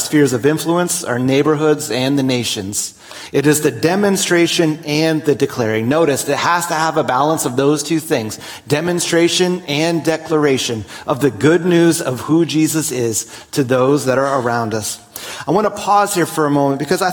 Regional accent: New Jersey, United States; I grew up in New Jersey

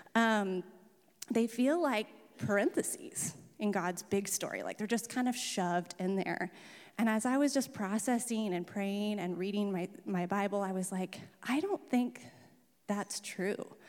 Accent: Camp Tadmor, Oregon, United States; also born or lived in Salem; we moved, um, to Camp Tadmor, which is about an hour south, when I was eight, and I grew up in that environment

